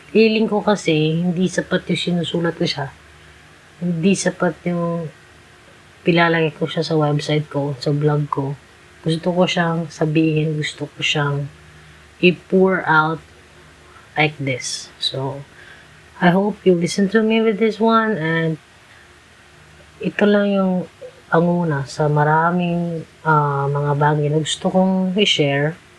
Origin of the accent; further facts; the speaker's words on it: Cebu City, Central Visayas, Philippines; I'm from Cebu City and Philippines